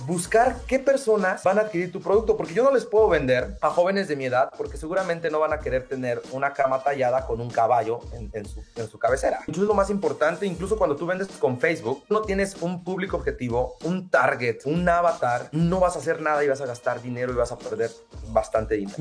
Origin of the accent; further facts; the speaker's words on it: Mexico; now in United States; yo soy mexicano